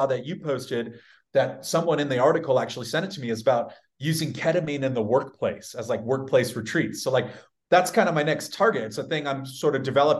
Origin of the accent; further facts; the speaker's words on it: San Diego, California, United States; I'm from a very conservative city. I'm from San Diego.